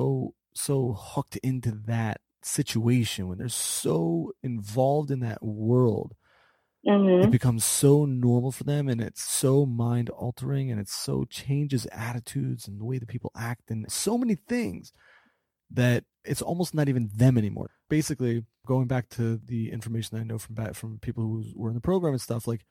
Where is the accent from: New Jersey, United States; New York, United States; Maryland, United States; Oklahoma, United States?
Maryland, United States; Baltimore; I grew up in Baltimore